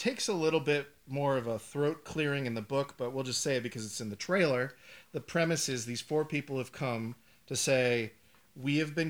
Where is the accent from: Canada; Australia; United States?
United States; Medford, Massachusetts; It just plays him doing a terrible Boston accent. I'm from Medford.